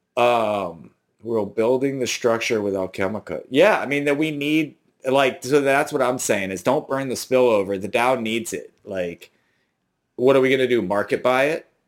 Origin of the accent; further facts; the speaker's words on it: New Orleans, Louisiana, United States; I'm from New Orleans